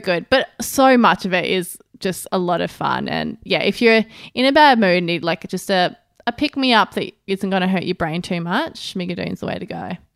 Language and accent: English; Australia; as an Australian